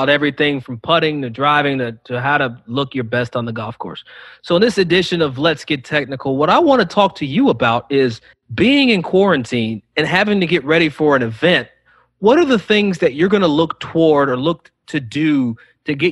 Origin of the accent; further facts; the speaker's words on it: Kentucky, United States; I'm from Kentucky and I'm probably the most country person on this call right now